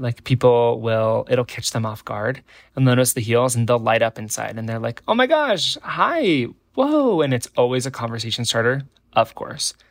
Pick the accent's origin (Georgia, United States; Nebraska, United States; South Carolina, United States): Nebraska, United States; born or raised there